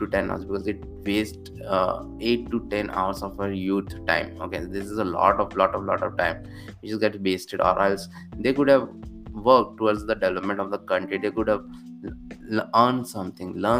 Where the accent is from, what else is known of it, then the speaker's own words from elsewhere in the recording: Bhopal, Madhya Pradesh, India; moved away as an adult; now in Bhopal, India; 2 years in my hometown of Bhopal